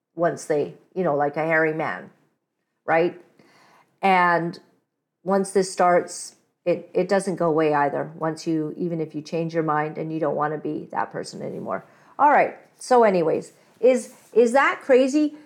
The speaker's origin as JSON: {"language": "English", "town": "Kampala", "region": "Central Region", "country": "Uganda", "tie": "born or raised there", "moved": "yes", "lives_now": "Canada", "said": "I'm not Indian, but I was born in Kampala"}